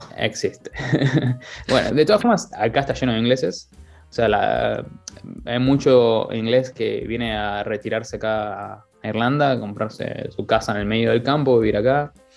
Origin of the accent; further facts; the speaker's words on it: Buenos Aires, Argentina; moved away as an adult; also born or lived in Dublin, Ireland; now in Wexford, Ireland; soy de Buenos Aires